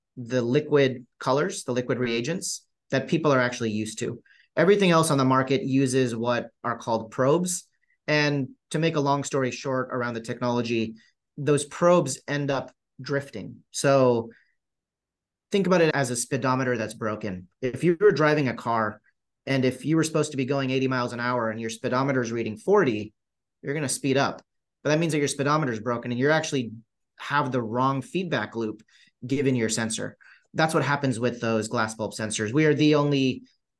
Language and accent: English; Southern California, United States; growing up in Southern California at his dad's pool and spa store